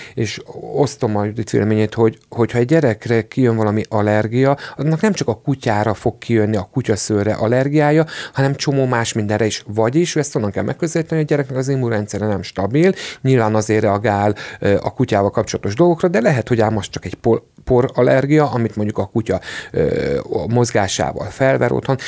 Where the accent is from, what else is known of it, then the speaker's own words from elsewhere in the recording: Székesfehérvár, Fejér, Hungary; Ugye én Székesfehérvári vagyok